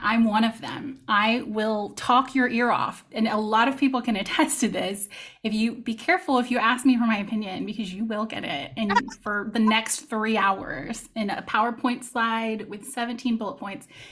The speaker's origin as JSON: {"language": "English", "region": "Texas", "country": "United States", "moved": "as an adult", "lives_now": "France", "said": "I am from Texas"}